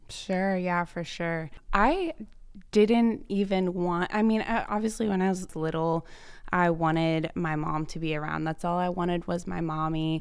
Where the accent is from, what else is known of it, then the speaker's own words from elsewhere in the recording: Cincinnati, Ohio, United States; moved away as an adult; I grew up in Cincinnati, Ohio, had never traveled anywhere but the tri-state